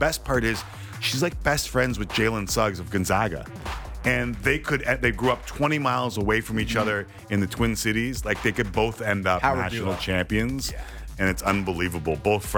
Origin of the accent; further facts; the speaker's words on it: Canada; and I'm Canadian.